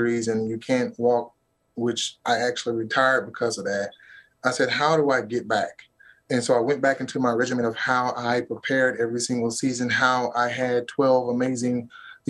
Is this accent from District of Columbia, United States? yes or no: no; Auburn, Alabama, United States; I'm from Auburn, Alabama